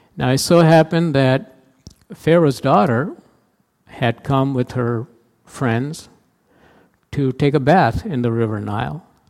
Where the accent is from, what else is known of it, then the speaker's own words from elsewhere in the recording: India; moved away as an adult; now in United States; I played a lot of cricket growing up in India